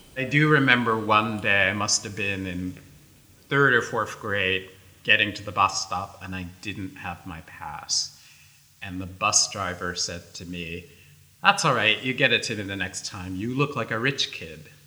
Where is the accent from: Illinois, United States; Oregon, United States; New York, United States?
New York, United States; New York City; we grew up in the South Bronx